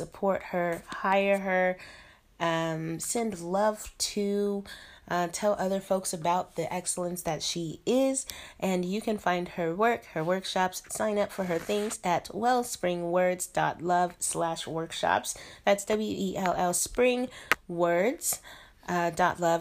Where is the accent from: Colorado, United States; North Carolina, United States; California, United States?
Colorado, United States; Denver; moved away as an adult; now in Shenzhen, China; I am an expat in Shenzhen, China, and I'm from Denver, Colorado.